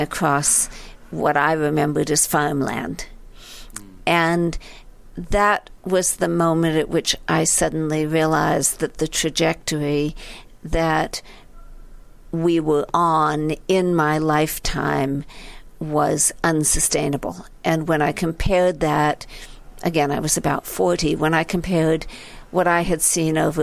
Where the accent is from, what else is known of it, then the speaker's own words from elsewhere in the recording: San Francisco Bay Area, California, United States; moved away as an adult; also born or lived in New Haven, Connecticut; I grew up in a very beautiful place, the San Francisco Bay Area